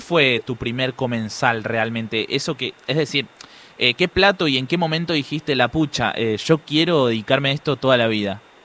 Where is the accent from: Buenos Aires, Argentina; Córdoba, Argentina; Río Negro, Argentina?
Buenos Aires, Argentina; soy vecino de la Villa 21